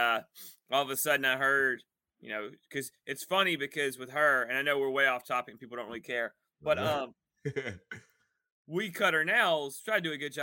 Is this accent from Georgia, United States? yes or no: yes; Dallas, Georgia, United States; now in Woodstock, United States; in Dallas, Georgia, where I grew up